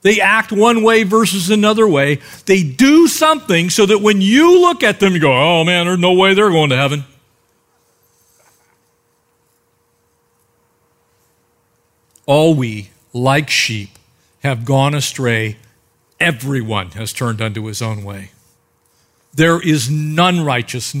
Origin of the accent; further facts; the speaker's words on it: United States; I'm an American